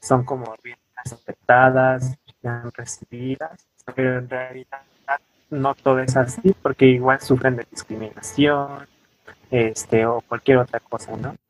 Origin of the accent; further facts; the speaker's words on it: Pinotepa Nacional, Oaxaca, Mexico; now in Mexico City, Mexico; yo realmente soy originario de Oaxaca, por la parte de la costa de Pinotipa Nacional